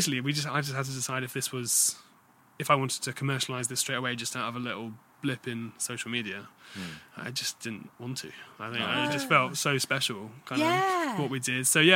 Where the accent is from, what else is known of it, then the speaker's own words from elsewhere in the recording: United Kingdom; we're British.